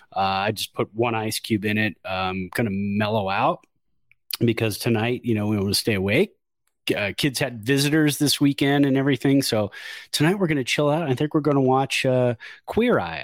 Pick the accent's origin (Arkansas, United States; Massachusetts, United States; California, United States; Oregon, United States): California, United States; Santa Clara; Born and raised in Santa Clara.